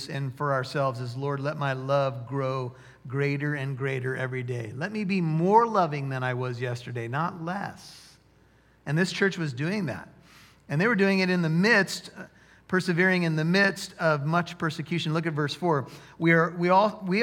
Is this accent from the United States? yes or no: yes; United States; as American Christians